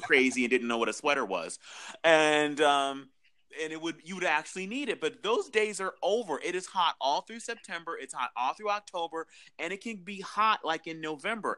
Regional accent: Southern California, United States; I'm from Southern California

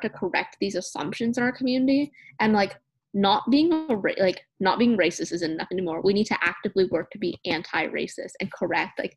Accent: Oklahoma City, Oklahoma, United States; also born or lived in Edmond, Oklahoma; I grew up in the Vietnamese community of southern Oklahoma City, but I was fortunate enough to have the opportunity to transfer to Edmond, which is a small suburb of Oklahoma City, during elementary school, and stay in the district

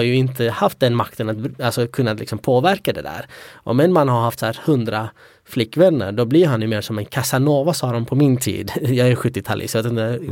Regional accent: Sweden; also born or lived in Iraqi Kurdistan; vi var ju utspridda i Sverige

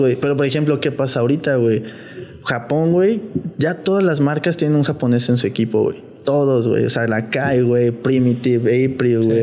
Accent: Mexico; also born or lived in United States; como mexicanos

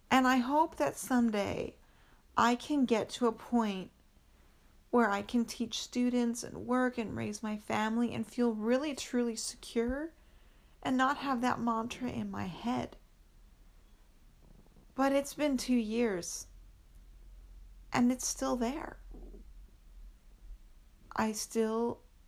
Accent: United States; being an American

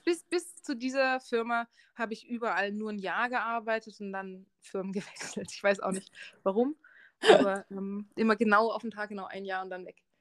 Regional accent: Dresden, Saxony, Germany; also born or lived in England / Marburg / Canada / Berlin; now in Munich, Germany; Ich komme aus Dresden ursprünglich. Und ich bin ziemlich viel umgezogen ähm, in Dresden geboren und aufgewachsen

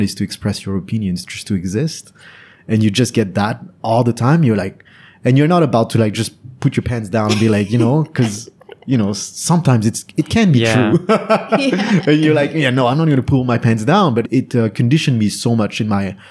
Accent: France; now in Vietnam; growing up in France

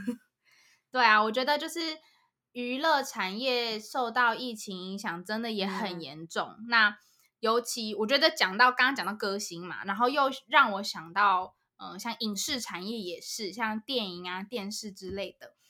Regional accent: Taiwan; moved away as an adult; also born or lived in United States; 我就是台湾出生长大，我就是台湾人

